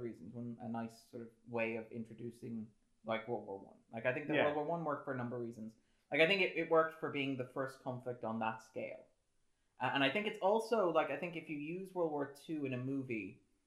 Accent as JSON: {"language": "English", "country": "Ireland", "said": "as an Irishman"}